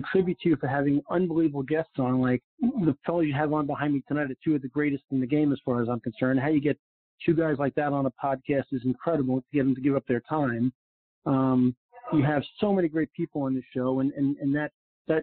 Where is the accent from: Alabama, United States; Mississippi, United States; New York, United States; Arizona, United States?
New York, United States; also born or lived in Florida; now in Naples, United States; especially in Florida in Eastern Long Island, where I played some of my golf growing up in New York.